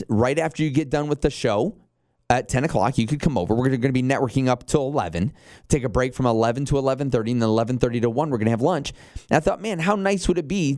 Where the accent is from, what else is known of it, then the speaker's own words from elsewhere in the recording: Michigan, United States; moved away as an adult; also born or lived in northern Indiana / Chicago; now in Knoxville, United States; I was born and raised up in Michigan. I lived in northern Indiana for a while